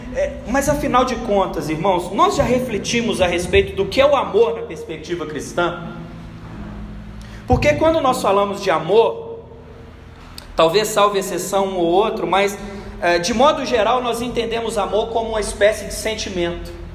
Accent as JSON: {"language": "Portuguese", "country": "Brazil", "said": "nós enquanto brasileiros"}